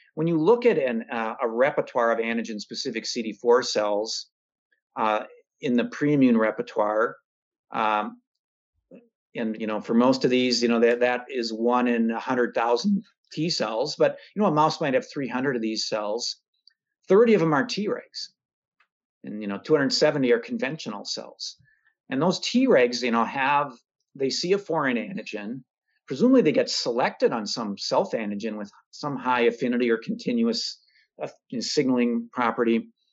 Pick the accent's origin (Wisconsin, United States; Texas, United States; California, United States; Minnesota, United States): Minnesota, United States; I'm a Minnesotan.